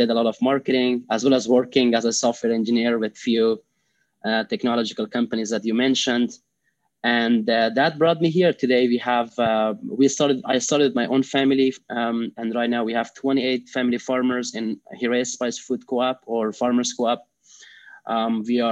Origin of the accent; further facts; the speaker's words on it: Afghanistan; English is a second language; moved away as an adult; now in United States; I am originally from Afghanistan. I was raised and born in Afghanistan. I moved to U.S. In 2014 when I was around age 21.